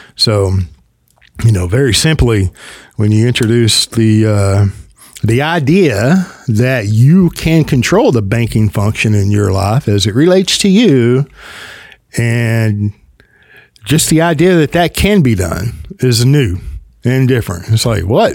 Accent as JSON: {"language": "English", "region": "the South", "country": "United States", "accent": "Southern", "said": "I'm in the South as if you couldn't tell. Let me help you out by my accent, right?"}